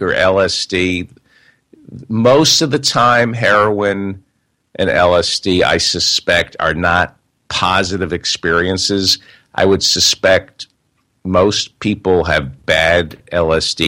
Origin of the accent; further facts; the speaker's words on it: New York tri-state area, United States; moved away as an adult; also born or lived in San Francisco; now in Los Angeles, United States; I grew up in the New York tri-state area, moved to San Francisco